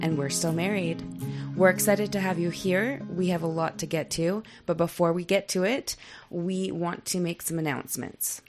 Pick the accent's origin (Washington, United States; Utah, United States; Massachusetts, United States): Utah, United States; moved away; I'm from Utah County